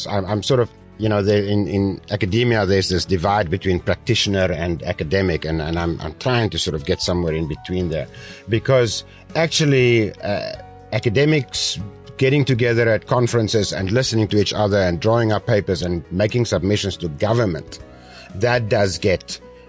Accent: South Africa; now in Taiwan; I come from South Africa

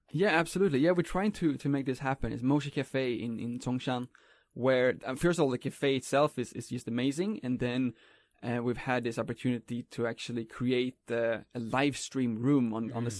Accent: Sweden; moved away as an adult; now in Taiwan; me growing up in Sweden

